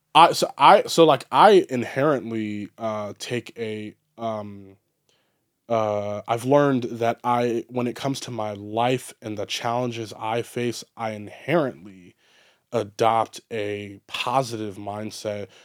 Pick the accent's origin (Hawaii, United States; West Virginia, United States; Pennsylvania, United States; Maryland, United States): Maryland, United States; Baltimore; growing up in Baltimore